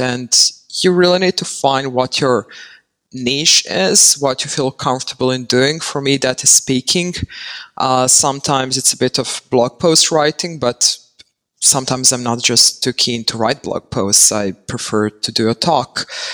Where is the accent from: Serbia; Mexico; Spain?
Serbia; moved away as an adult; now in Netherlands; I'm currently based in the Netherlands. I say currently because I never know where I'm going to end up and who knows what the future holds. But I was born and raised in Serbia and I moved here back in 2014